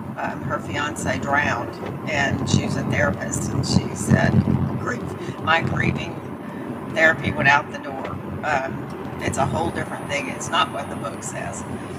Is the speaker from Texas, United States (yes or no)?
yes; Dallas, Texas, United States